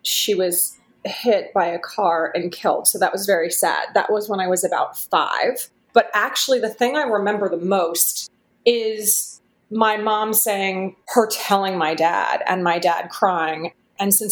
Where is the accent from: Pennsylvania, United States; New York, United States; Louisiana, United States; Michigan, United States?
Pennsylvania, United States; Philadelphia; I grew up in Philadelphia, Pennsylvania.